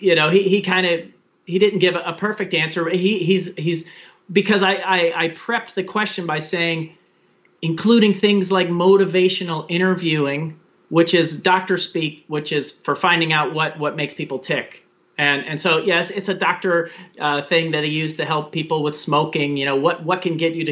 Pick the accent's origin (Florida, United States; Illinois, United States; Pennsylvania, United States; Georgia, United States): Florida, United States; Daytona Beach; moved away as an adult; where I was raised in Daytona Beach, Florida